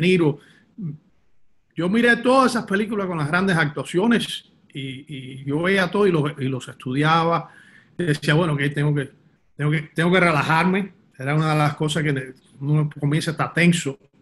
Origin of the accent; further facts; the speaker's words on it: Miami, Florida, United States; nací en Miami, nací y me crié en Miami, de padres cubanos, pero nací en Miami